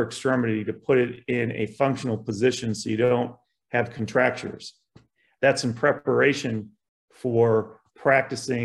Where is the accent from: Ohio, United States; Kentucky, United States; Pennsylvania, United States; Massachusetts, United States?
Ohio, United States; Columbus; also born or lived in Buffalo, New York / South Carolina; when I was 6 months old, my father moved us from Buffalo to Columbus, Ohio. He broke away to start his own business. And so I grew up in Catholic schools